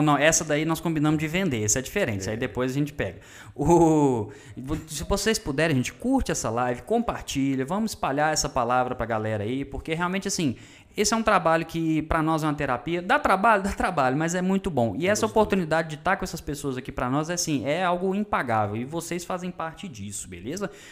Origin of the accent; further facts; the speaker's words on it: Sete Lagoas, Minas Gerais, Brazil; nós somos aqui de Minas Gerais, mais especificamente Sete Lagoas